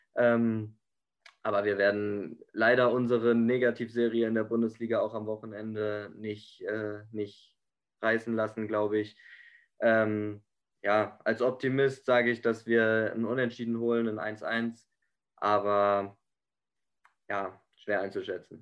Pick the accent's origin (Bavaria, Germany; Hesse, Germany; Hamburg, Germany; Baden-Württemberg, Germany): Hesse, Germany; Frankfurt am Main; als Frankfurter